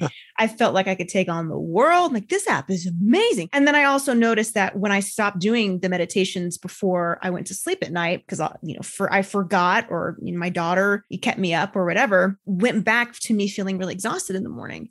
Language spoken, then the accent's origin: English; United States; I'm an American, I'm a woman, I'm a business owner.